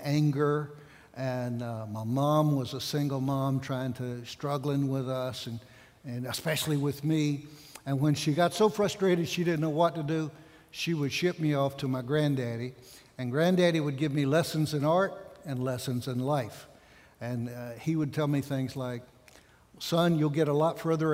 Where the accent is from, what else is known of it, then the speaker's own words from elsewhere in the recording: Outer Banks, North Carolina, United States; moved away as an adult; also born or lived in Spain; I'm from North Carolina, from the Outer Banks is my home. And grew up like so many of you